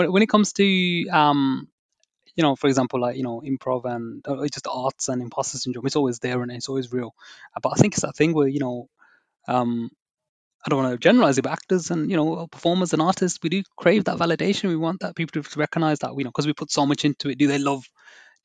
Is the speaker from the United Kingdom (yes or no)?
yes; United Kingdom; I'm a British Asian background